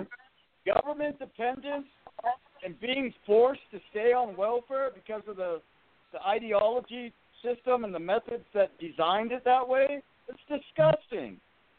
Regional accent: California, United States; Well, like I said, you know, I'm from California, and I know what the socialist agenda behind the Democratic Party is all about.

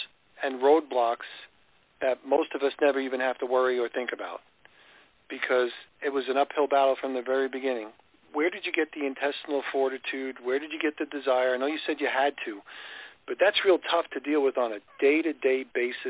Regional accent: New York, United States; I grew up in New York as well

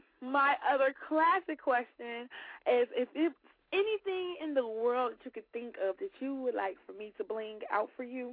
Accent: Chicago, Illinois, United States; because we both from Chicago. I'm from the West Side, but you're from the South Side, and it's a little bit different.

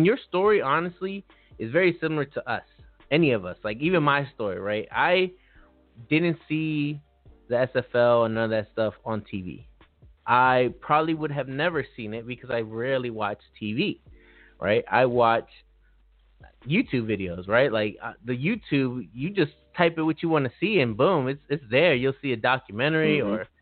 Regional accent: Los Angeles, California, United States; also born or lived in Maryland; it happened to a lot of my friends where we grew up around gangs. We grew up around a lot of things. And for me, I always got to escape. Like, I came back and forth from Maryland to L.A. because my parents were divorced. But I still got to experience stepping out of Los Angeles

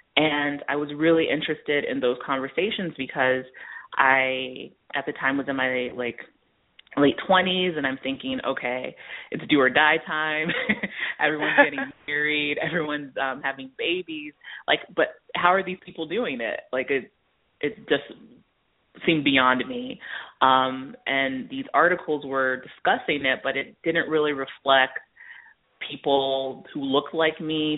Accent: Baltimore, Maryland, United States; born there; So my parents are both Nigerian. They're from Lagos. And I was born in Baltimore, Maryland.

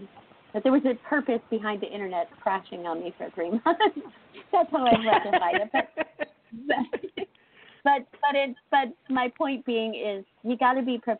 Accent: Indiana, United States; moved away; as a farm girl from Indiana, when I go back home

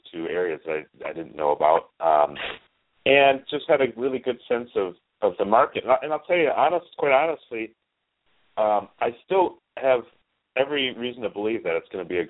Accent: Detroit, Michigan, United States; also born or lived in Atlanta; I grew up in Detroit, in the Detroit area, so, I mean, naturally, in this area, you're exposed to a lot of hockey.

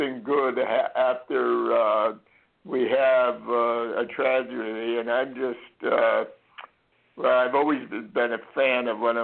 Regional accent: Florida, United States; when we grew up in Florida

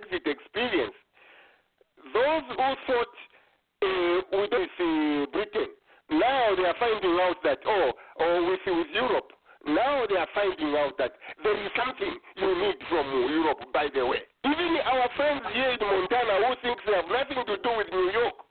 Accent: Zambia

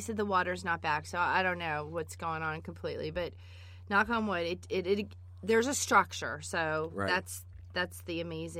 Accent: Florida, United States; born there; although I was born on Eglin Air Force Base.

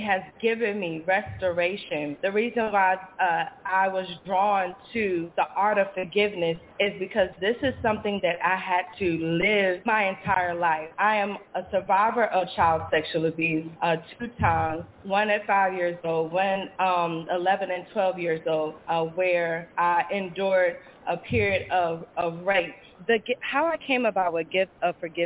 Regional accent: Newport News, Virginia, United States; I'm from Newport News, VA757

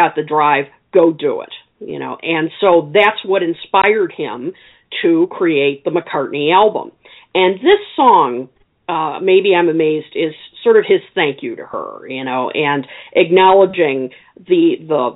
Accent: Illinois, United States; my home state of Illinois. So I have to give props to my own people.

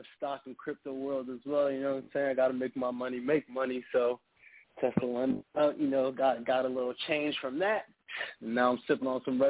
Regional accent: East Coast, United States; You already know I'm from the East Coast, so I had to.

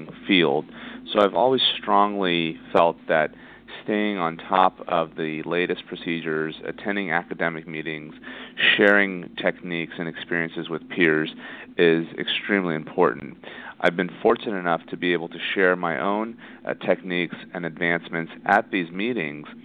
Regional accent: Indiana, United States; moved away as an adult; also born or lived in Florida / Toronto, Canada; now in Los Angeles, United States; I'm originally from Indiana, and I did my medical school there.

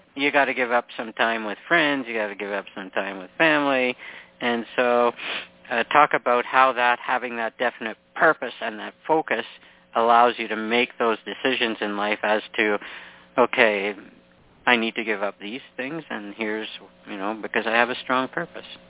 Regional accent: Canada; I'm from Canada

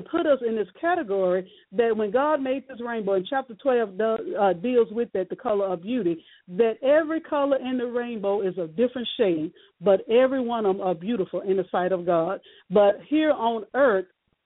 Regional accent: Shreveport, Louisiana, United States; born and raised in Shreveport, Louisiana

